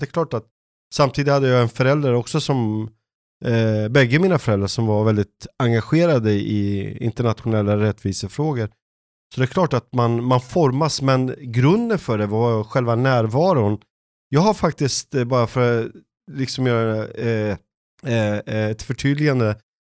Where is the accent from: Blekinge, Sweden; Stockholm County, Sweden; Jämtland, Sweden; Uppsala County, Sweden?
Stockholm County, Sweden; Stockholm; moved away as an adult; also born or lived in Jönköping; jag var uppvuxen i norra Stockholm